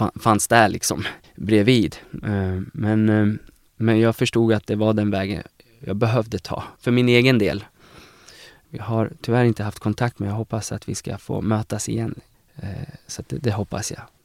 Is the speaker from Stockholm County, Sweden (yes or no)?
no; Eskilstuna, Södermanland, Sweden; moved away as an adult; now in Uppsala, Sweden; jag är från Eskilstuna